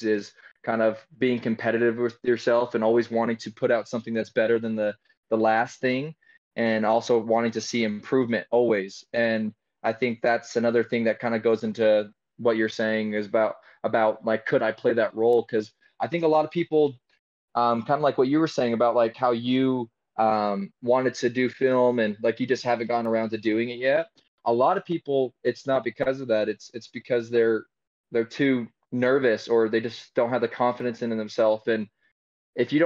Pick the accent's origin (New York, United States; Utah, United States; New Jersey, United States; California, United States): Utah, United States; I was raised here in Utah